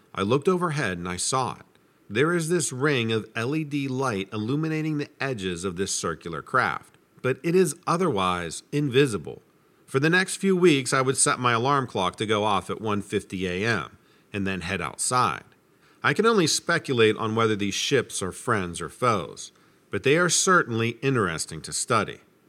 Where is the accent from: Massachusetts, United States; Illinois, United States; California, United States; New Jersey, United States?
New Jersey, United States; Hammonton; I grew up in Hammonton, New Jersey, in the Pine Barrens. So I heard all about it when I was a kid.